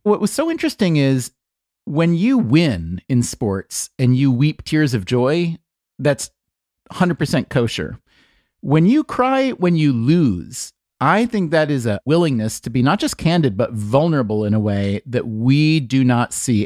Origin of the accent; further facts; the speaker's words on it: United States; being American